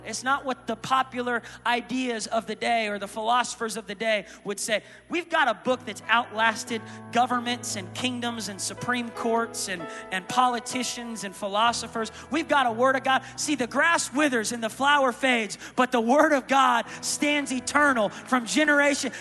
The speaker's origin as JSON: {"language": "English", "town": "Tulsa", "region": "Oklahoma", "country": "United States", "said": "I'm from the Tulsa, Oklahoma"}